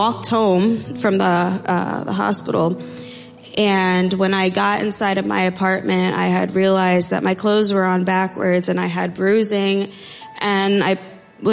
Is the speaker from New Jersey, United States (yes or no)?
yes; Freehold, New Jersey, United States; also born or lived in Amatitlán, Guatemala; I am from Freehold, New Jersey. I was born in Amatitlan, Guatemala, and was adopted at 1.5